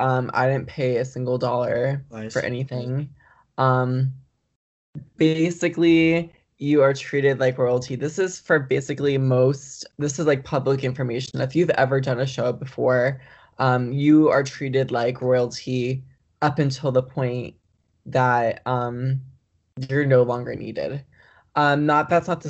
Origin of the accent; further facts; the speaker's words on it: West Palm Beach, Florida, United States; now in Jacksonville, United States; I'm currently living in Jacksonville, Florida. I'm from West Palm Beach